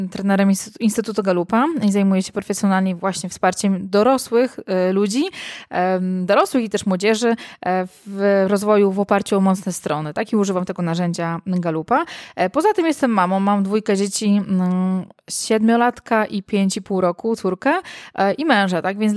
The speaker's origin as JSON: {"language": "Polish", "town": "Warsaw", "region": "Masovian Voivodeship", "country": "Poland", "moved": "as an adult", "lives_now": "Ełk, Poland", "said": "ja jestem z Warszawy, tak, oryginalnie jestem Aha. z Warszawy, a y, tak, mieliśmy, przeprowadziliśmy się na 2-3 lata, do, mieliśmy tylko mieszkać tyle na Mazurach i mieszkamy teraz w Ełku już 7 lat w sumie."}